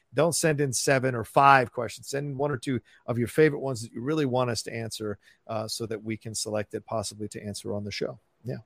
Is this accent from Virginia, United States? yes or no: yes; Virginia, United States; also born or lived in Falls Church, Virginia / Dale City, Virginia; growing up in Virginia